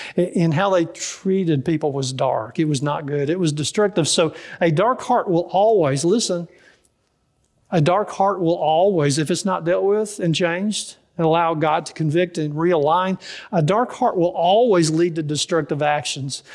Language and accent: English; Dallas, Texas, United States; I grew up in Dallas, and so I don't know much about farming